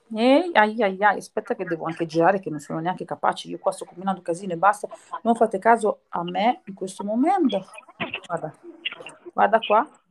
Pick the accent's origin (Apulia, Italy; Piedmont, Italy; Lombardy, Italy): Lombardy, Italy; Milan; io sono di Milano